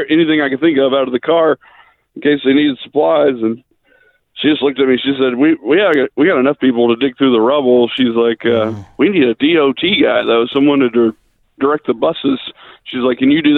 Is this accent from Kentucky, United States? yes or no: yes; Mayfield, Kentucky, United States; I'm from Mayfield, Kentucky. I was here when the tornado hit